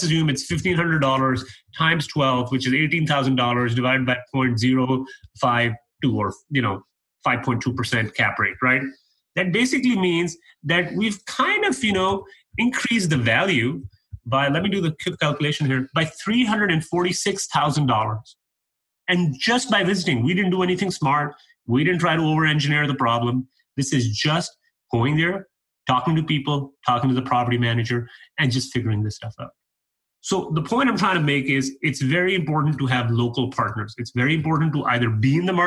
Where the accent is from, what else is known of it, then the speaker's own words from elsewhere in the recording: Canada; moved away as an adult; now in United States; I'm a Canadian guy. I moved down to the U.S. 3 years ago